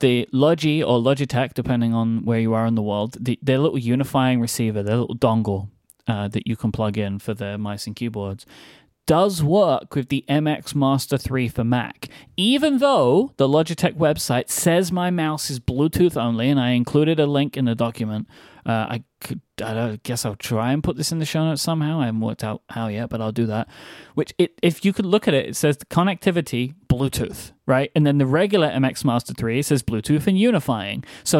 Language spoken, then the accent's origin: English; United Kingdom; it is me, the British guy.